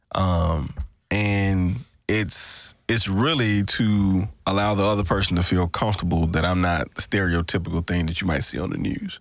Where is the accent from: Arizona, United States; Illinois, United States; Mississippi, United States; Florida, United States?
Mississippi, United States; Greenville; we were both from the Delta, Mississippi Delta